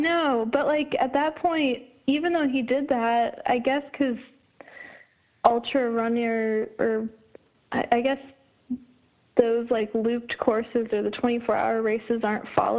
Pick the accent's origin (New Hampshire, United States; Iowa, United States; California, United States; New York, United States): Iowa, United States; So I added him as a friend on Facebook, and then it turned out we're both from Iowa.